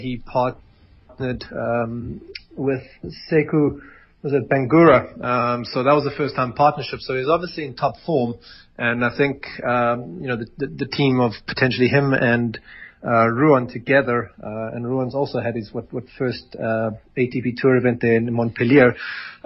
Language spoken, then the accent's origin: English; Pretoria, Gauteng, South Africa; I grew up in Tshwane East there, and I know Irini Country Club really well